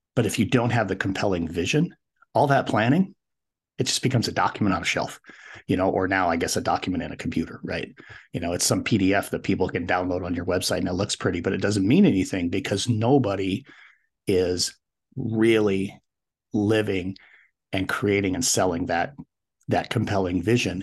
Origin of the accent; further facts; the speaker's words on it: Wyoming, United States; also born or lived in Colorado; decided to head back to my home state, which is Wyoming.